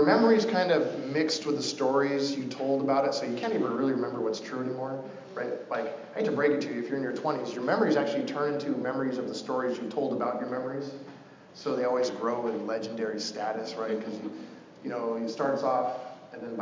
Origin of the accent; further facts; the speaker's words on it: Coos Bay, Oregon, United States; I'm from a town called Coos Bay, Oregon.